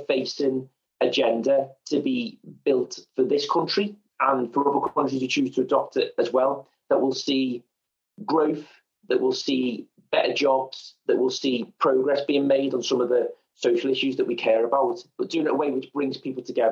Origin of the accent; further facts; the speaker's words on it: Liverpool, North West England, United Kingdom; accent: Scouse; I am a Scouser, Liverpoolian. You can probably tell that from the accent